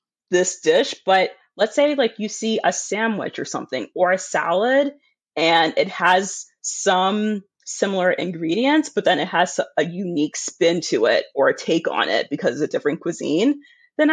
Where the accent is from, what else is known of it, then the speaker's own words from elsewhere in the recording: United States; I'm an American